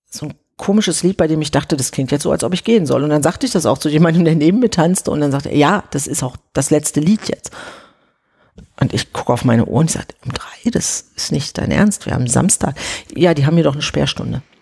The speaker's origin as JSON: {"language": "German", "town": "Oberhausen", "region": "North Rhine-Westphalia", "country": "Germany", "said": "ich komme aus Oberhausen, alles, was man von da mit der S-Bahn erreichen kann. Also da habe ich noch in Oberhausen gewohnt."}